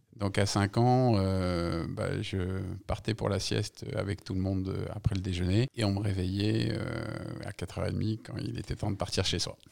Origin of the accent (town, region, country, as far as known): Paris, Île-de-France, France; born or raised there; also born or lived in Algeria